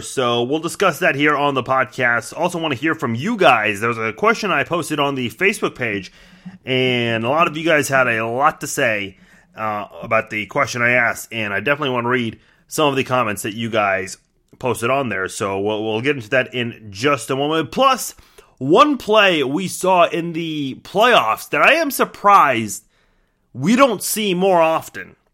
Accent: Kansas City, Kansas, United States; I'll say Kansas City. Uh, and I don't say Kansas, even though I actually live in the state of Kansas

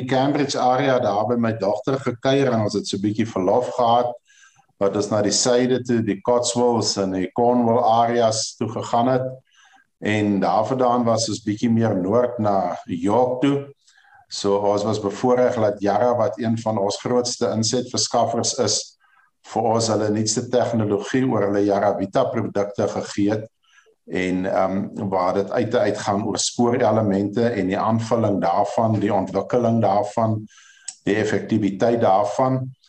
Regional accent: Ceres, Western Cape, South Africa; Ja, ek is gebore in Ceres, grootgeword Ceres al my jare. Ek bly op die ou familieplaas vir al die jare laaste drif.

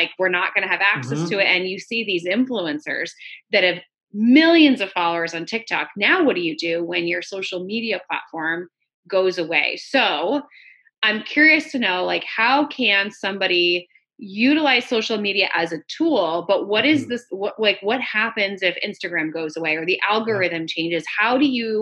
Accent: New York, United States; born or raised there

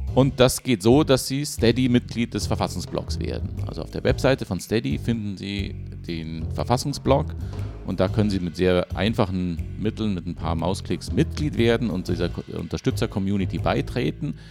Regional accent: Germany; für uns als Deutsche

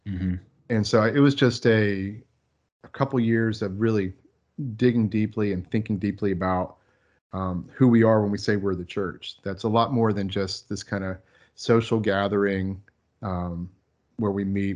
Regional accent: Florida, United States; moved away as an adult; now in Texas, United States; I grew up in Florida

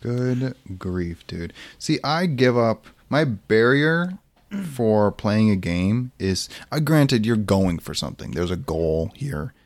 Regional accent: Lake Michigan, Midwest, United States; We grew up around Lake Michigan.

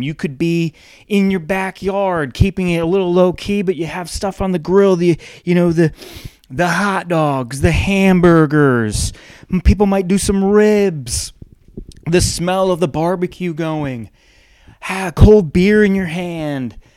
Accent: Northeast, United States; now in the South, United States; I grew up in the Northeast, don't ever really want to live there again

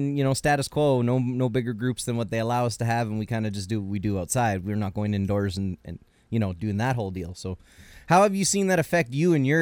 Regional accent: Canada; I'm Canadian.

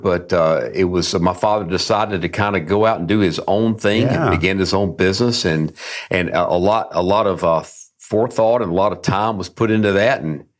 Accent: Durham, North Carolina, United States; I grew up in Durham, North Carolina.

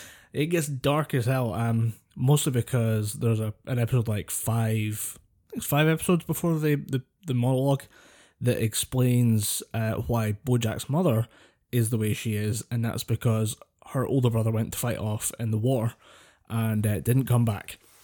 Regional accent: Scotland, United Kingdom

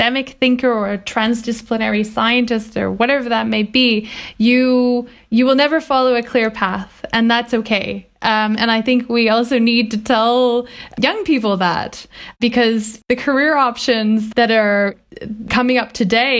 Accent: Vancouver Island, British Columbia, Canada; I grew up on Vancouver Island in a very rural environment in the countryside.

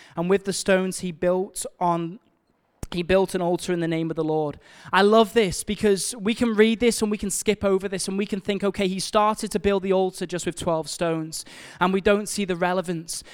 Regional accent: Liverpool, North West England, United Kingdom; we're from Liverpool

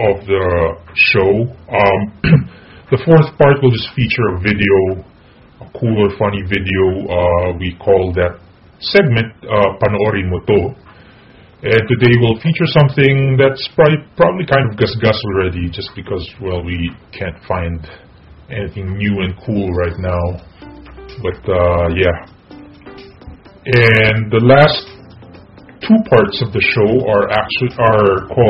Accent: Philippines; English is a second language; now in Japan; I'm Filipino, by the way, so English is not my first language

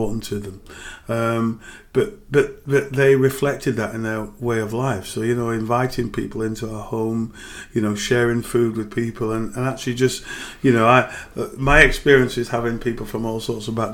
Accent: Bradford, Yorkshire and the Humber, United Kingdom; I grew up in and around Manningham.

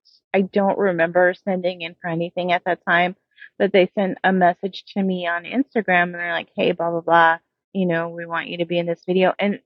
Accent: Las Vegas, Nevada, United States; also born or lived in Seattle; now in Los Angeles, United States; I was born and raised in Vegas and I moved to Seattle in 1996 and moved back to Las Vegas in 2005 and moved to here to LA in 2007.

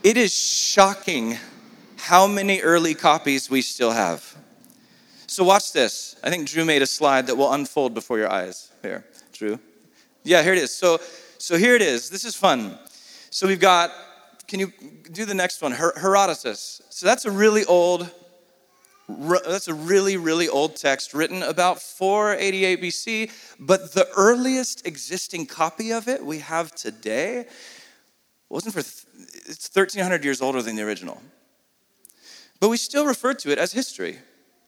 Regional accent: San Diego, California, United States; if I was born in Saudi instead of San Diego

